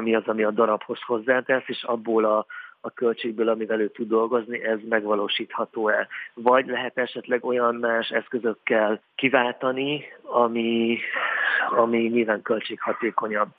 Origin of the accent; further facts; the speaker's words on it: Hungary; ide születtem, itt éltem, itt élek